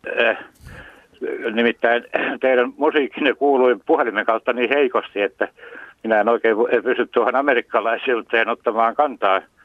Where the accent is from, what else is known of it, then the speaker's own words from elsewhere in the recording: Karelia, Finland; moved away; also born or lived in Häme; itse olen karjalainen